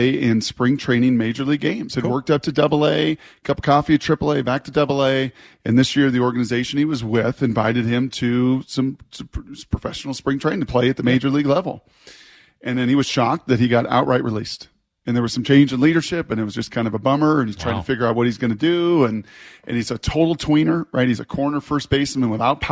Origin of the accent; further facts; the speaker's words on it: Puyallup, Washington, United States; My people that started in Puyallup in a warehouse in my hometown.